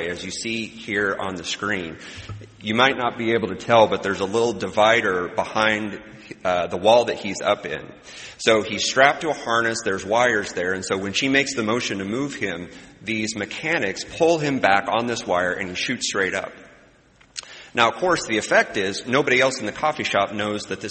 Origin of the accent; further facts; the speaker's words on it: Midwest, United States; as a Midwesterner